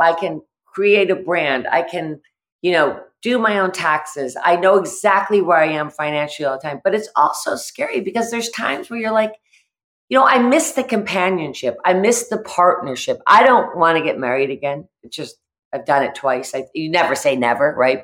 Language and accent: English; the Berkshires, Massachusetts, United States; I grew up in the Berkshires